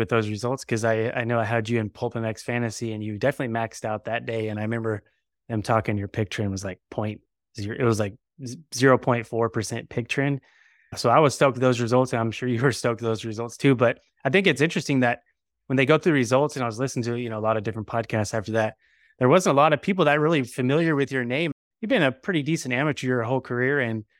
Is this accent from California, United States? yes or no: yes; California, United States; You know, we're from California, so it's pretty far away.